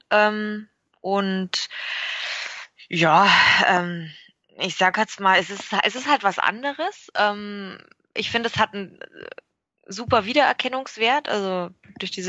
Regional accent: Augsburg, Bavaria, Germany; ich persönlich mag es ganz gern, wie es bei uns in Augsburg ist. Da bist du halt nah dran und es ist ganz kuschelig.

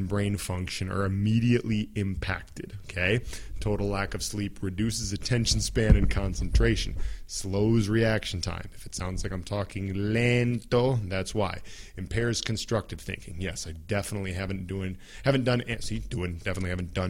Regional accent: United States; first language English

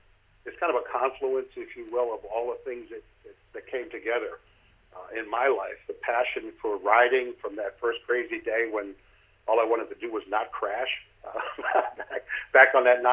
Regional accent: Connecticut, United States; also born or lived in New Hampshire; I was born and raised in Connecticut with a couple of years living in New Hampshire.

